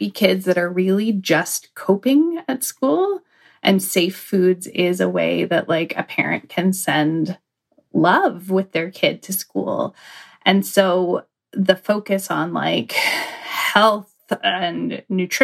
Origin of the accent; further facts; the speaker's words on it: Canada; being Canadian